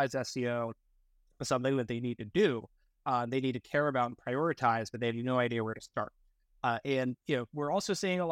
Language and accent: English; outside of Boston, Massachusetts, United States; I grew up outside of Boston, Massachusetts.